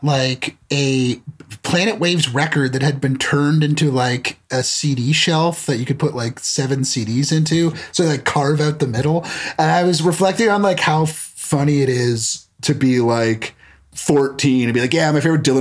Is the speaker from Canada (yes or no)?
yes; Canada; growing up in Canada